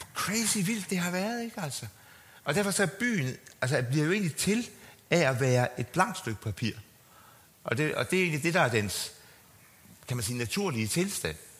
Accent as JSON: {"language": "Danish", "region": "Jutland", "country": "Denmark", "moved": "yes", "lives_now": "Copenhagen, Denmark", "said": "Jeg er jo selv også, ligesom Christian, vi er jo jyder"}